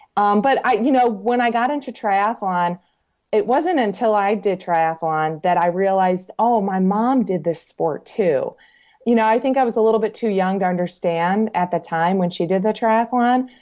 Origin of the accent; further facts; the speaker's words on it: Michigan, United States; also born or lived in Colorado; now in Georgia, United States; I'm originally from Michigan, moved to Colorado in 1995. So I was in Colorado for 21 years.